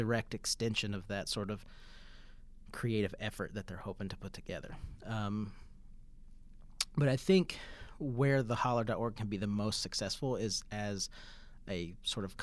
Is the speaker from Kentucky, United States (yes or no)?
yes; Pikeville, Kentucky, United States; Growing up in Pikeville